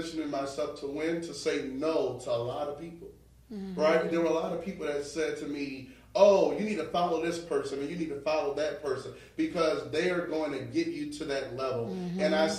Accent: New Orleans, Louisiana, United States; So when people always say, well, you don't sound like you from New Orleans, I know I sound like I'm from New York, right?

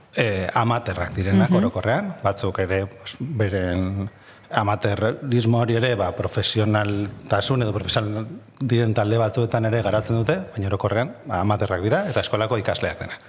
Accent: Bilbao, Basque Country, Spain; also born or lived in Gipuzkoa; ni bilbotarra naiz jaiotra

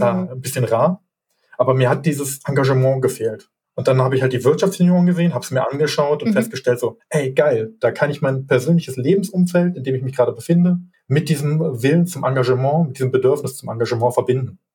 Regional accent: Hilden, North Rhine-Westphalia, Germany; Ich bin geboren in Hilden, ich wohne auch noch in Hilden

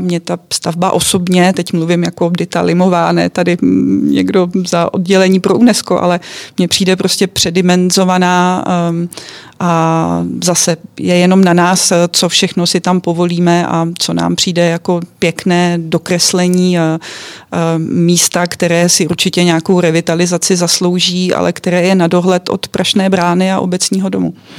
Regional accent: Czechia; my Češi, kteří jsme odkojení chmelovými brigádami

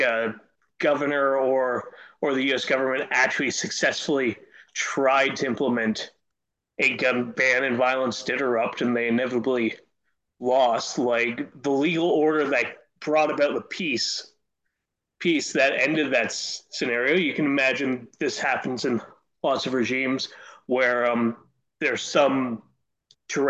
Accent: Canada

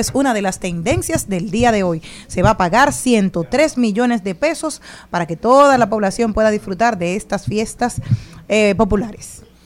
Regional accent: Dominican Republic; somos dominicanos

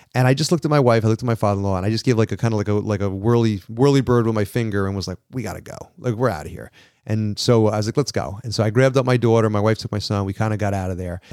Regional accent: New York, United States; I'm a New Yorker

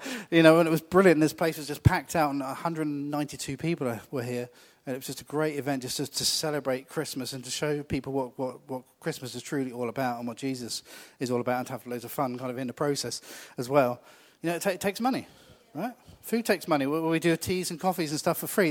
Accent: United Kingdom; we're really British about these things

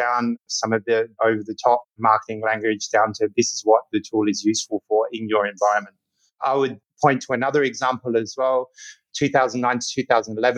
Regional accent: Australia; also born or lived in Berlin, Germany; I was actually born in Berlin as well, but I grew up in Australia

